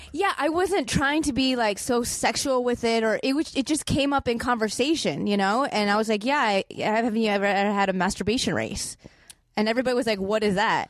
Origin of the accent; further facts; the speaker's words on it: Chicago, Illinois, United States; moved away; also born or lived in Boston; I grew up in Chicago